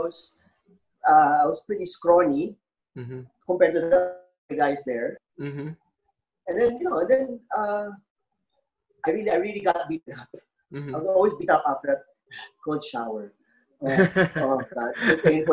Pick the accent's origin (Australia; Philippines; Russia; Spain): Philippines; I'm from the Philippines.